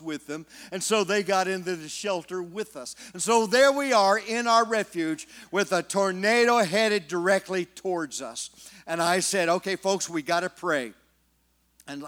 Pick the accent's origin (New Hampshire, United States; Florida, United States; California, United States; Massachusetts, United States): California, United States; now in Oklahoma, United States; I'm from California. My friends never could understand why I moved to Oklahoma